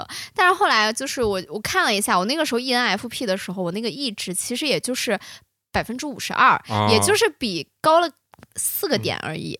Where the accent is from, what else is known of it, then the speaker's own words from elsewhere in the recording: China; 我觉得八字是最准。我中国人非常